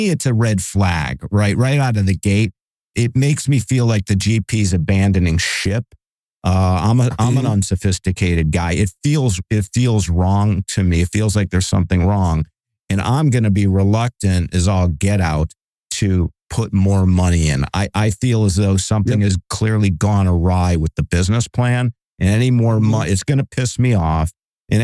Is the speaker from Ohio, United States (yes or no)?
yes; Cleveland, Ohio, United States; now in Bay Area, United States; I'm in the Bay Area. The land of fruits and nuts, and but I'm originally from Cleveland